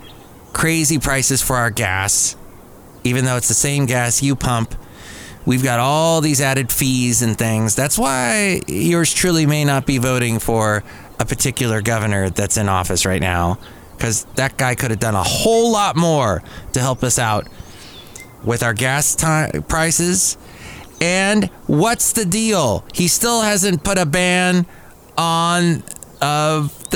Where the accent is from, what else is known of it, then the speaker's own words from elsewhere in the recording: Southern California, United States; moved away as an adult; also born or lived in Bay Area, California; now in Castro Valley, United States; I am a Californian, native Californian, but grew up in Southern California